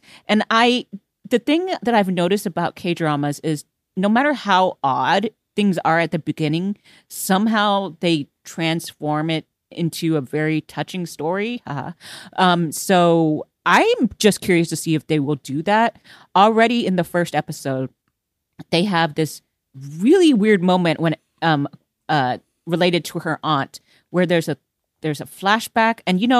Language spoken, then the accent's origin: English; Houston, Texas, United States; now in Los Angeles, United States; like I came from Houston where we had lots of hurricanes.